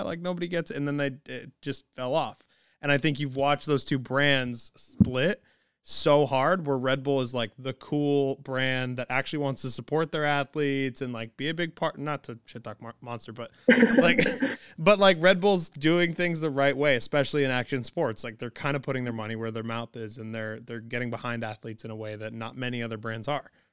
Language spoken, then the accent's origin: English; New England, United States; I'm from New England